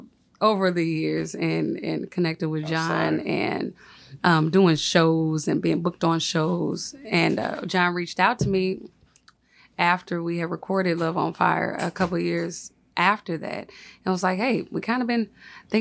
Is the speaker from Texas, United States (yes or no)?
no; St. Louis, Missouri, United States; I'm from North County, St. Louis